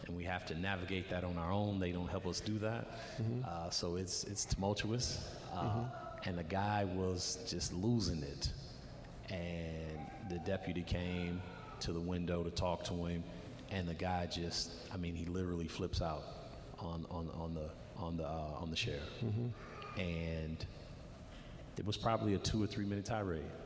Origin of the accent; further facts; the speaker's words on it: Racine, Wisconsin, United States; me growing up in Racine